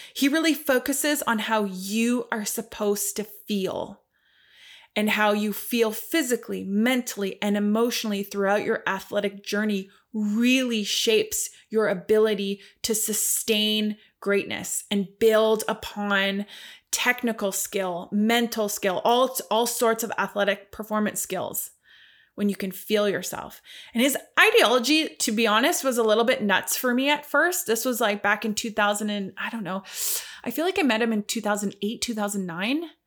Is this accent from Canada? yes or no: yes; Ottawa, Ontario, Canada; also born or lived in Mont Tremblant, Quebec; I'm a first-generation Canadian. My family, both sides, actually, I'm one hundred percent Polish. I was born in Ottawa, Canada